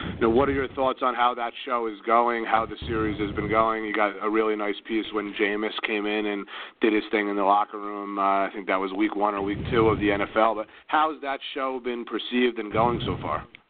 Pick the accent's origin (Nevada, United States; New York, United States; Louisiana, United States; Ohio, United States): New York, United States; New York area, United States; I was from the New York area